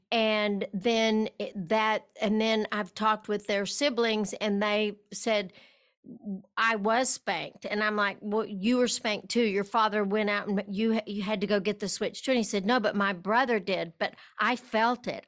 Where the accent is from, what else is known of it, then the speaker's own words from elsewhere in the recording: West Texas, United States; I was raised in West Texas